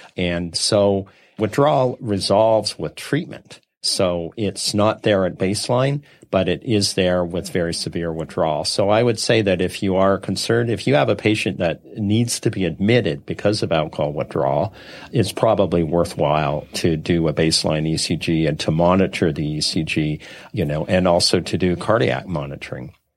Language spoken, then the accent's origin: English; Saskatchewan, Canada; I grew up in Saskatchewan